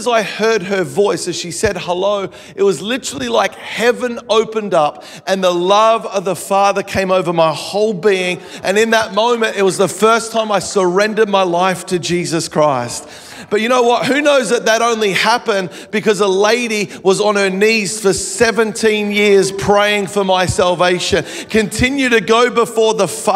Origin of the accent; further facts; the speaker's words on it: Melbourne, Victoria, Australia; now in Gold Coast, Australia; I live on the Gold Coast. I grew up in Melbourne, Australia.